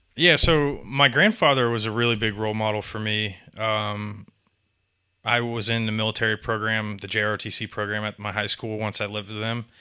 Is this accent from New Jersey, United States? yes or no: no; Atlanta, Georgia, United States; born or raised there; also born or lived in Tampa, Florida / Augusta, Georgia / Statesboro, Georgia